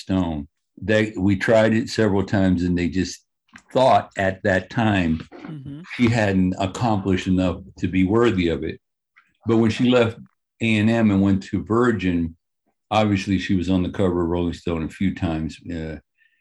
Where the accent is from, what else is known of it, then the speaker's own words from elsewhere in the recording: Los Angeles, California, United States; I grew up in South Central